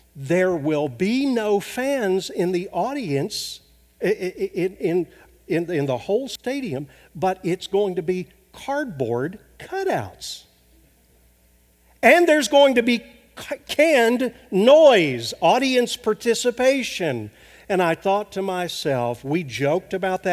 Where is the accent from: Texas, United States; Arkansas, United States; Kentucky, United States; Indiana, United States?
Arkansas, United States; moved away; my home state of Arkansas